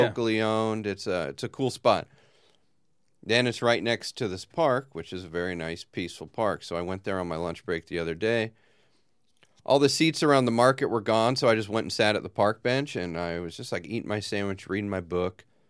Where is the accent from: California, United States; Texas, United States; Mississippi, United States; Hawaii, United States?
California, United States; Long Beach; the pool I grew up swimming in in Long Beach